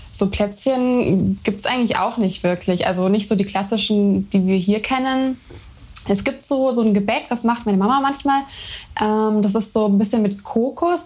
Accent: Germany; also born or lived in Brazil; ich bin nicht in Brasilien geboren, aber meine Mutter kommt eben aus Brasilien und ähm, ja, ich bin auch bilingual

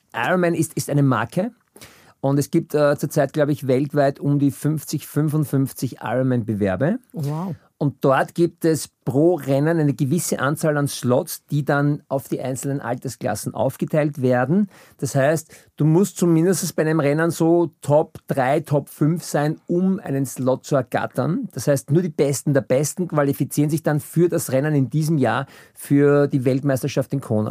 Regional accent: Vienna, Austria; Ich bin 68 in Wien geboren

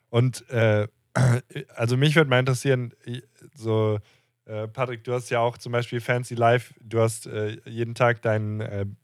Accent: Castrop-Rauxel area, North Rhine-Westphalia, Germany; ich bin ja aus der Ecke da.

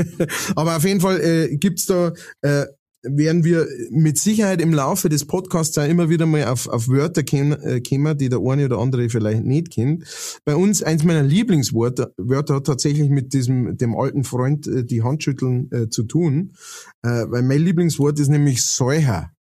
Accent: Lower Bavaria, Germany; now in Upper Palatinate, Germany; ich bin äh, Niederbayer und wohne in der Oberpfalz

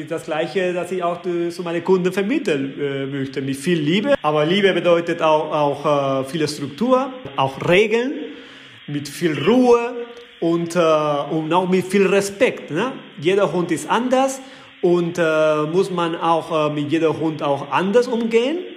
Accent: Balearic Islands, Spain; Ich komme aus Mallorca.

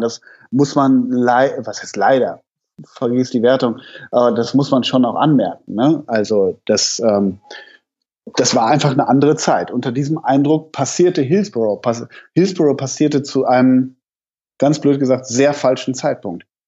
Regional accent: Hamburg, Germany; ich komme ja aus Hamburg

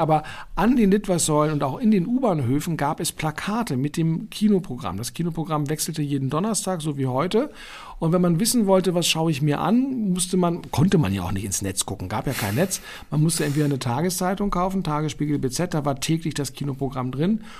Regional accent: Berlin, Germany; Reichsstraße in Westend, Charlottenburg, ähm, wo ich als Kind aufgewachsen bin

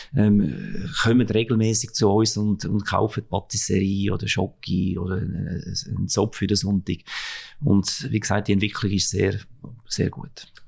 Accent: Switzerland; bei uns in der Schweiz

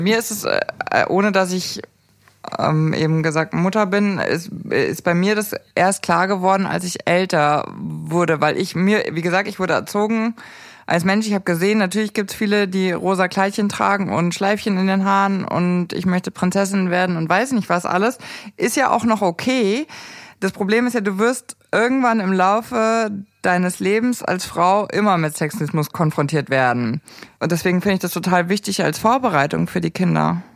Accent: Erding, Bavaria, Germany; in Erding, äh, wo ich aufgewachsen bin

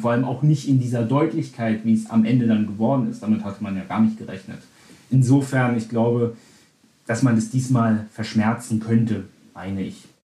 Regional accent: Berlin, Germany; ich als gebürtiger Berliner

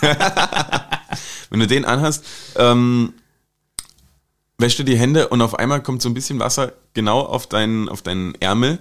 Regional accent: Germany; now in Austria

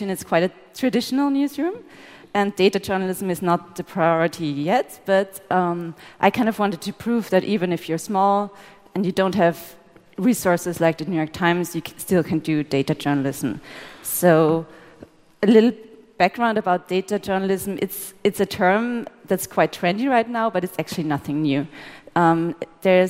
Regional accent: Austria; We're both journalists from Austria

